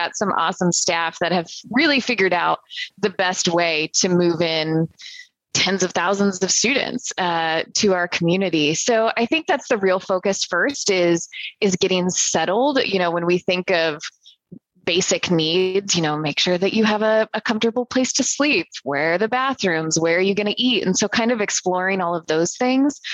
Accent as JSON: {"language": "English", "region": "Central Illinois", "country": "United States", "tie": "born or raised there", "said": "born and raised in Central Illinois"}